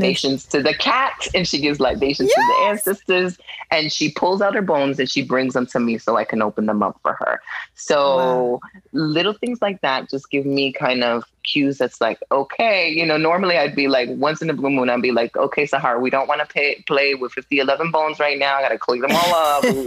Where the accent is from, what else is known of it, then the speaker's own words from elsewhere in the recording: New York City, New York, United States; moved away; I'm from Brooklyn, New York.